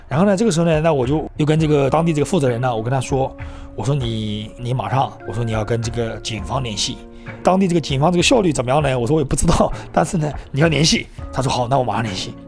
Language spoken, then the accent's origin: Chinese; Yancheng, Jiangsu, China; moved away; 我老家是那个江苏盐城的。 而且我又是农村的